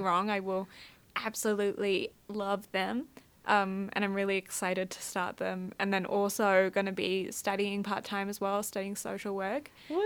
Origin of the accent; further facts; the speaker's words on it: Scotland, United Kingdom; I'm also Scottish and I've just started learning Scottish Gaelic.